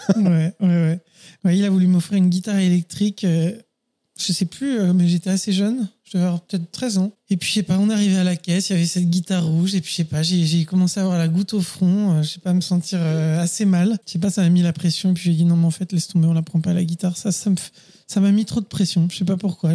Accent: Paris, Île-de-France, France; moved away as an adult; also born or lived in Neuilly-sur-Seine; je suis parisien et j'ai vécu toutes les premières années de ma vie et jusqu'à bien 25 ans, je pense, même peut-être un peu plus, hein, peut-être 28 ans à Paris

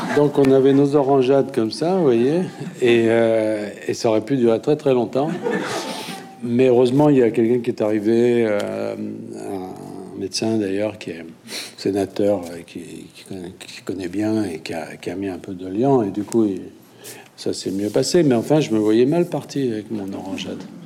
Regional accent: France; quand on est français

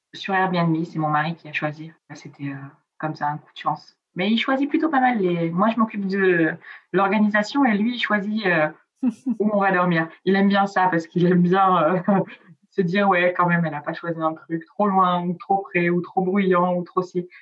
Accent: Provence-Alpes-Côte d'Azur, France; first language Italian; French is a second language; also born or lived in Piedmont, Italy; moi je viens de la Côte d'Azur

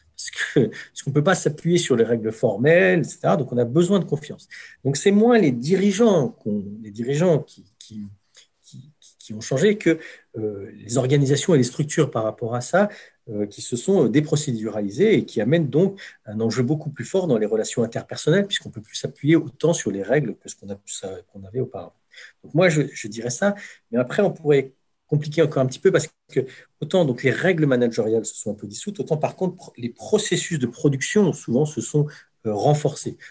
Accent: France; en tant que Français

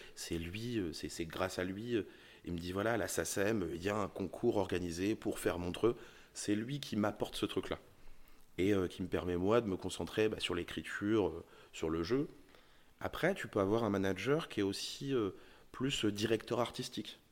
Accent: Charente, Nouvelle-Aquitaine, France; j'ai grandi en Charente

